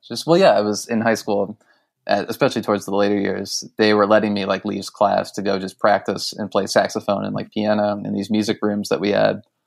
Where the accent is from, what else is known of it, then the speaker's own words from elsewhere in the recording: Westlake, Ohio, United States; a suburb of Cleveland on the west side called Westlake